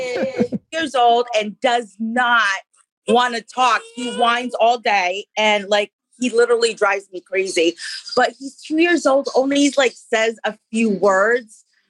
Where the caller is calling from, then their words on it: Providence, Rhode Island, United States; Providence, Wesley, Rhode Island.